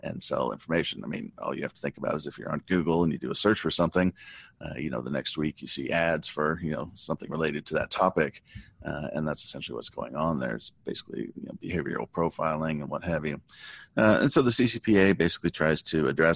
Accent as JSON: {"language": "English", "region": "Southern California", "country": "United States", "tie": "born or raised there", "said": "I grew up in Southern California."}